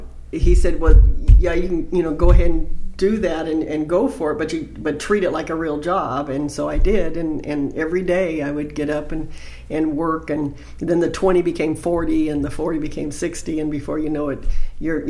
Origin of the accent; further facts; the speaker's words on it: Los Angeles, California, United States; I'm from Los Angeles area. I grew up there